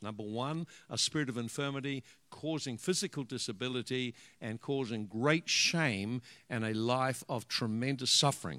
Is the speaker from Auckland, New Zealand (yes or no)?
no; Hawke's Bay, New Zealand; also born or lived in Dannevirke / Hastings; we come from uh, we come from the Hawke's Bay